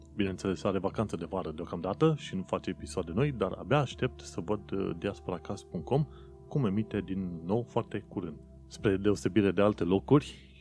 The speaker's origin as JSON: {"language": "Romanian", "country": "Romania", "moved": "yes", "lives_now": "London, United Kingdom", "said": "eu sunt un român în Londra"}